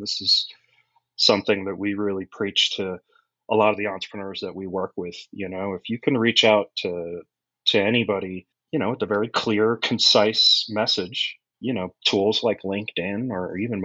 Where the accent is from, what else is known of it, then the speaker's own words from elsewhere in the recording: United States; also born or lived in Pennsylvania; I grew up just outside of New York City.